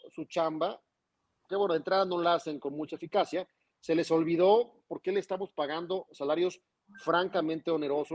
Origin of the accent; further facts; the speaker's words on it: Zacatecas, Mexico; nuestra capital Zacatecana